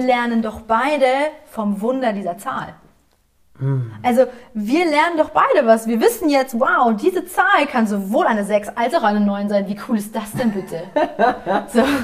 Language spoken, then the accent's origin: German; Essen, North Rhine-Westphalia, Germany; moved away; Ich komme ja aus Essen ursprünglich